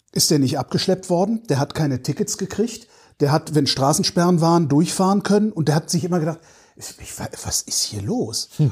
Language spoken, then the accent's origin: German; near Bonn, North Rhine-Westphalia, Germany; ich bin ja in der Nähe von Bonn groß geworden